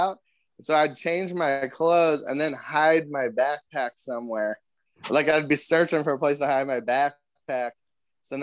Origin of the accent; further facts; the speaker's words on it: Van Nuys, California, United States; I'm from just from Van Nuys, California